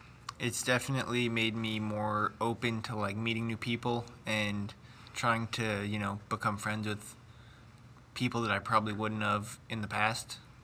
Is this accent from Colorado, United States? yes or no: yes; Alamosa, Colorado, United States; I'm from Alamosa, Colorado.